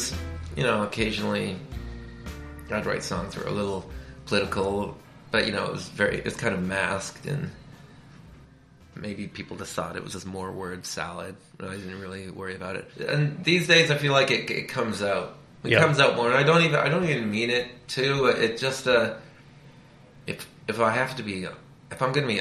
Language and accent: English; Canada; now in United States; I'm Canadian.